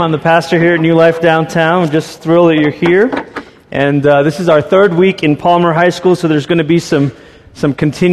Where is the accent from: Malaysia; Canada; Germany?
Malaysia; moved away; I grew up in Malaysia